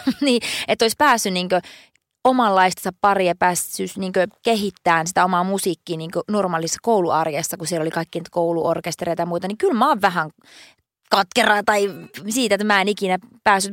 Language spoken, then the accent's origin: Finnish; Oulunsalo, North Ostrobothnia, Finland; moved away; mä oon Pohjois-Suomesta